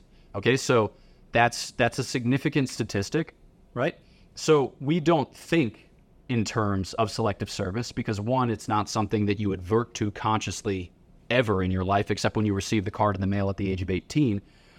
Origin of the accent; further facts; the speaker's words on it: Philadelphia, Pennsylvania, United States; So I'm from Philadelphia, City of Champions